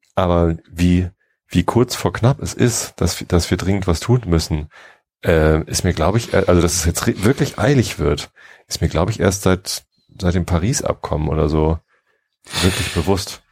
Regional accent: Lower Saxony, Germany; Ich bin ja aufgewachsen in Niedersachsen, ich wohne hier, aber es ist halt Speckgürtel Hamburg

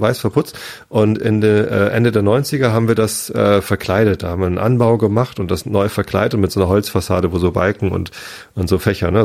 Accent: Wistedt, Lower Saxony, Germany; moved away as an adult; now in Berlin, Germany; Mit Wistit, mit meinem Heimatdorf

